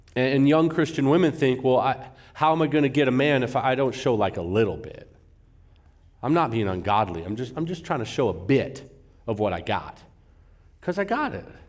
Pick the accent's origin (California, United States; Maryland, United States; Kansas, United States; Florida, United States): California, United States; moved away as an adult; now in Arizona, United States; I'm a California guy.